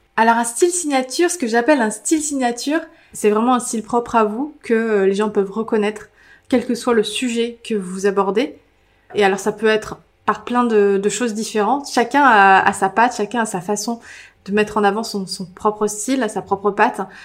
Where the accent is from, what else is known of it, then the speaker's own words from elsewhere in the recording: Île d'Oléron, Nouvelle-Aquitaine, France; moved away; je viens de l'île de Léron, donc je peux vous dire que j'étais entourée de gens très pragmatiques pendant toute ma jeunesse